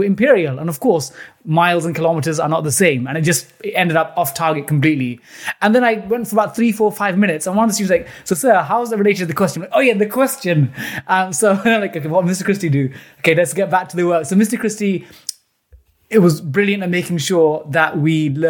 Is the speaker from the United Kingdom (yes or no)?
yes; London, United Kingdom; my parents are from South India, Kerala State, and they moved to Britain in the late 70s, growing up in East London, initially in a council estate in East Ham, still in East Ham now